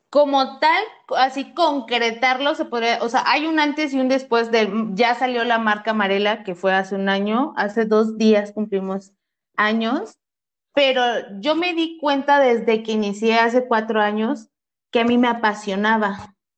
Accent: Ciudad Ayala, Morelos, Mexico; yo soy de Ciudad Ayala y estudiaba

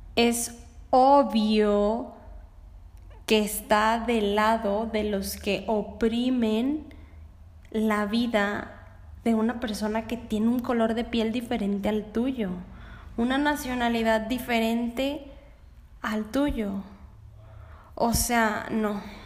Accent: Mexico; porque yo soy mexicana

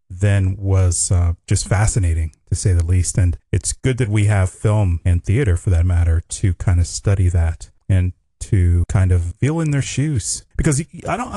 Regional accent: Pittsburgh, Pennsylvania, United States; it was shot in my hometown

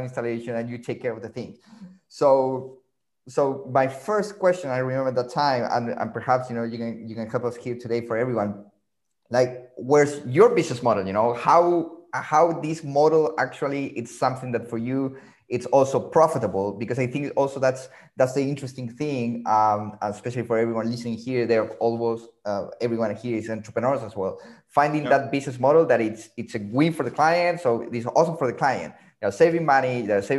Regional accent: Santiago, Santiago Metropolitan Region, Chile; Santiago, by the way, is my hometown.

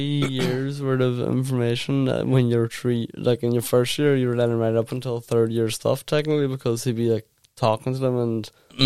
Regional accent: Ireland; born or raised there; also born or lived in England

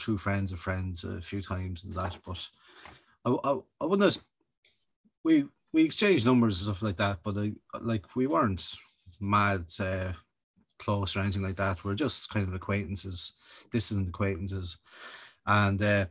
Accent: Kildare, County Kildare, Ireland; I'm a Kildare Town man by design, by the way. I'm originally from Kildare

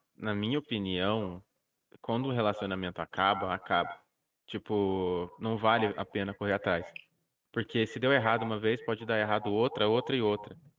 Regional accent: Curitiba, Paraná, Brazil; sou de Curitiba

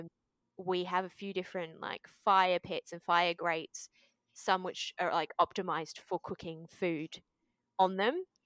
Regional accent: Australia; also born or lived in Japan; I was born here in Australia

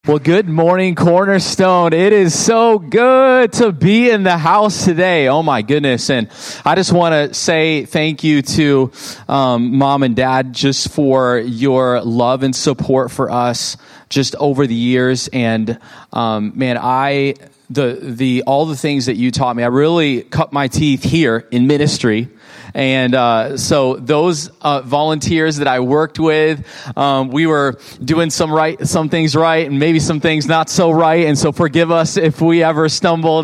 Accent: Fenton, United States; moved away; also born or lived in Oklahoma; I grew up in Fenton and now we're, you know, in Oklahoma

